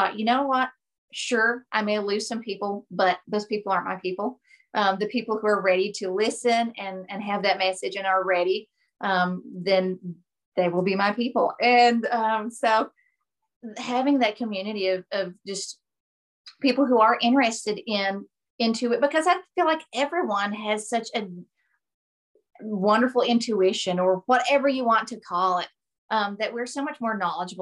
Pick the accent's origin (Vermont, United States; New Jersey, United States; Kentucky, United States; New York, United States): Kentucky, United States; Appalachian Mountains; also born or lived in Tennessee; I've been born and raised in the Appalachian Mountains.